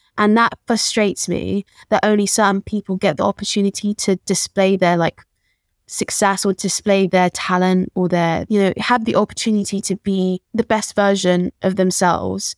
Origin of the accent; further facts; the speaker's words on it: London, United Kingdom; born and raised in Peckham